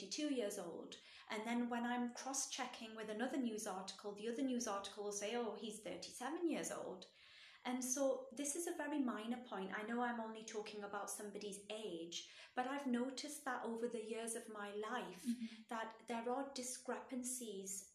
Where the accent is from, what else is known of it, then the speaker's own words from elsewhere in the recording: United Kingdom; Britain's my home country